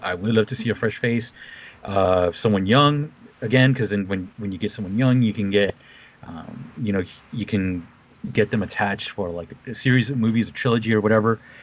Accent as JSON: {"language": "English", "country": "United States", "tie": "born or raised there", "said": "someone who kind of grew up on the coast"}